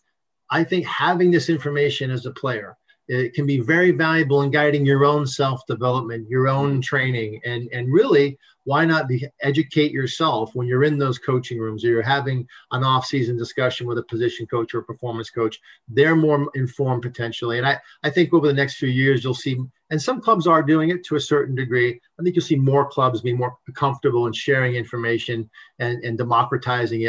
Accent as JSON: {"language": "English", "region": "New England", "country": "United States", "moved": "yes", "said": "I'm from New England originally."}